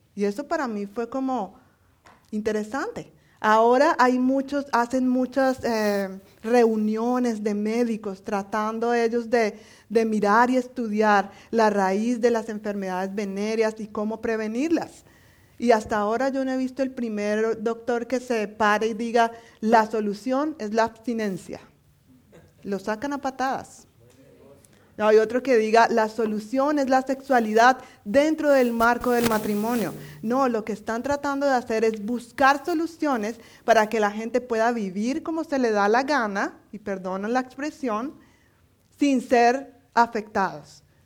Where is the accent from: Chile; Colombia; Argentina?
Colombia; moved away; como buena colombiana